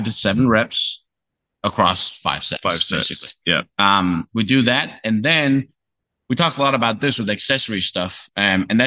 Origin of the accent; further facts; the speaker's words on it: Faroe Islands, Denmark; moved away as an adult; I'm from Denmark. It doesn't really get that hot.